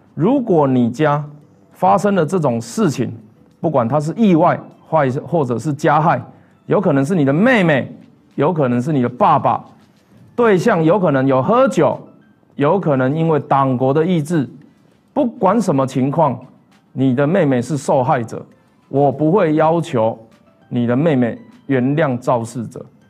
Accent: Taiwan; 我小时候是在国贸跟争议社区长大的

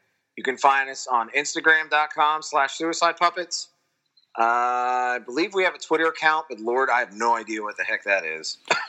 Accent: Mechanicsburg, Pennsylvania, United States; a date here in my hometown of Mechanicsburg

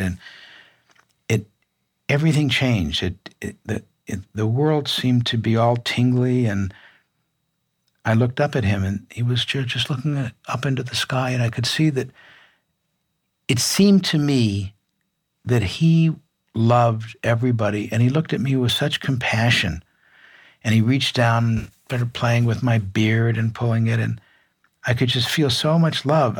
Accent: Midwest, United States; I grew up in the Midwest

